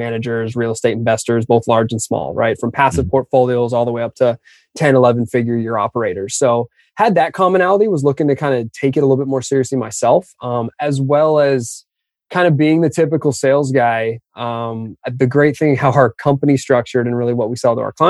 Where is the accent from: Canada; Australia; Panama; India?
Canada; just outside of Toronto, Ontario; also born or lived in Austin; now in United States; being a Canadian kid, my family's all still up just outside of Toronto